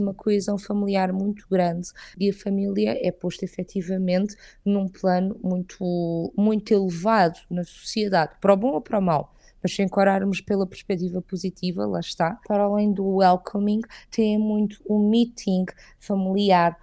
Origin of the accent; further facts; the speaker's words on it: southern Portugal, Portugal; moved away as an adult; now in Riyadh, Saudi Arabia; eu sou do sul de Portugal, sou do sul de Portugal e Espanha